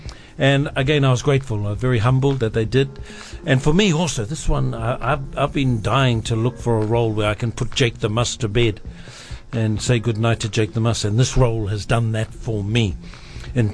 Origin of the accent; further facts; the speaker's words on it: New Zealand; said I was from New Zealand